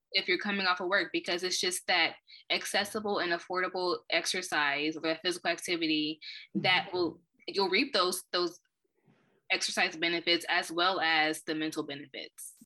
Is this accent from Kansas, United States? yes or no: yes; Wichita, Kansas, United States; moved away as an adult; also born or lived in Iowa / Illinois; I've been born and raised in Wichita, Kansas.